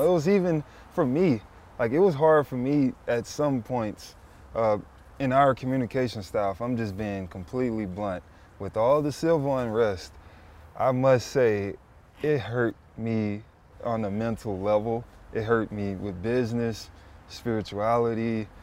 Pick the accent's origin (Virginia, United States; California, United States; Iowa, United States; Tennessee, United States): Tennessee, United States; Memphis; moved away; We're from the south, I grew up in Memphis